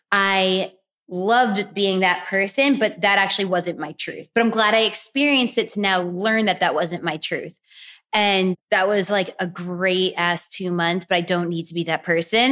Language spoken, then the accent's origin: English; New York, United States; also born or lived in Florida; now in Los Angeles, United States; I grew up in New York